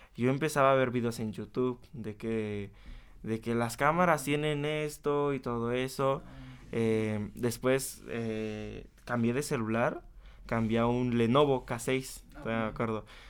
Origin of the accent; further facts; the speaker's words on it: Chapulco, Puebla, Mexico; also born or lived in Tehuacán, Puebla; nací en Tehuacán, pero toda mi vida he vivido, toda mi vida he vivido en Chapulco, es un pueblo que, que está como a 30